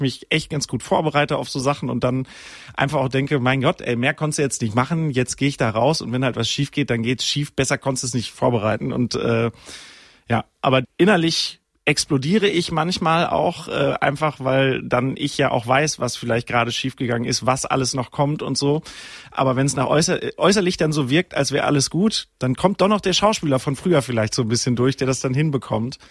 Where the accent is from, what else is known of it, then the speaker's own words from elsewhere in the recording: Sauerland, North Rhine-Westphalia, Germany; ich bin ja wirklich im Sauerland aufgewachsen